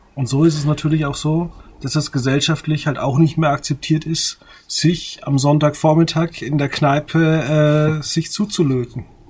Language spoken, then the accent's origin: German; a village near Würzburg, Bavaria, Germany; Ich komme aus dem Dorf in der Nähe von Würzburg